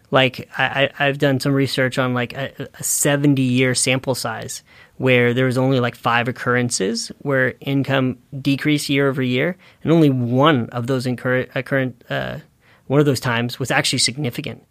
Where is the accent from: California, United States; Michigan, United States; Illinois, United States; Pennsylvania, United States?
California, United States; Northern; growing up in Northern California and seeing some of those damages in my hometown